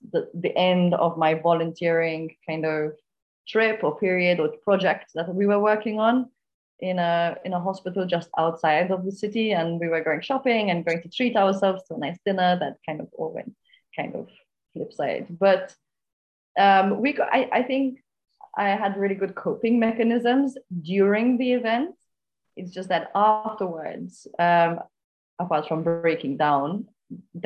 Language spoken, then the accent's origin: English; Malta; I'm from Malta, currently in Gozo, an island just north, actually, of Malta.